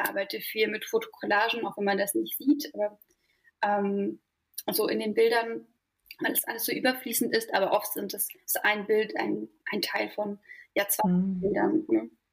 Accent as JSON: {"language": "German", "region": "Berlin", "country": "Germany", "tie": "born or raised there", "moved": "as an adult", "lives_now": "Mecklenburg Lake District, Germany", "said": "also ich komme eigentlich aus Berlin mhm. und bin dort auch aufgewachsen"}